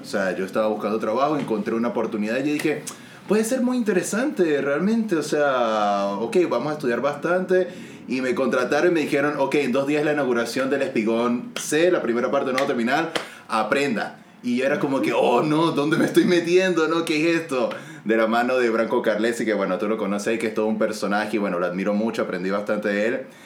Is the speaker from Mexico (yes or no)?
no; San Cristóbal, Táchira, Venezuela; moved away as an adult; also born or lived in Maracaibo, Venezuela; now in Santiago, Chile; Soy de los Andes, de San Cristóbal, pero viví 11 años en Maracaibo